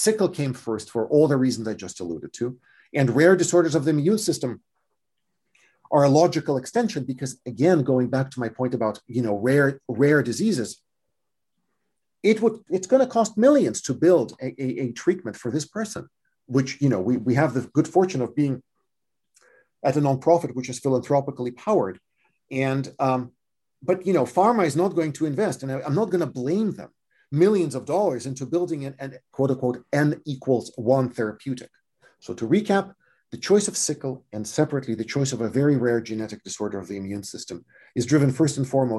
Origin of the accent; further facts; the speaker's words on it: California, United States; Now we turn to my home state of California. There are 10,000 of my fellow Californians with sickle cell disease.